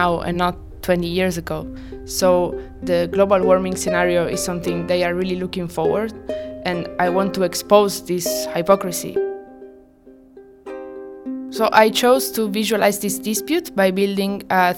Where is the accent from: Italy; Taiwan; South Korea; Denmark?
Italy; moved away; I come from Italy.